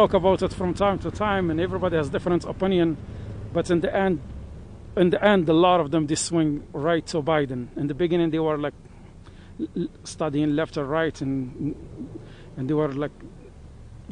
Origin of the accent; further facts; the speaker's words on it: Morocco; now in Sullivan County, New York, United States; I come from Morocco, North Africa